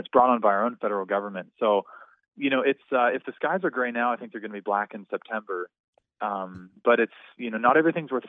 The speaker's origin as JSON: {"language": "English", "region": "Southern California", "country": "United States", "also_born_or_lived": "Virginia", "moved": "as an adult", "lives_now": "Las Vegas, United States", "said": "I'm from Southern California"}